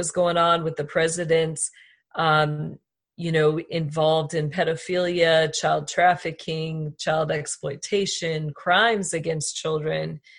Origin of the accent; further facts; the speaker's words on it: United States; we allowed them as American people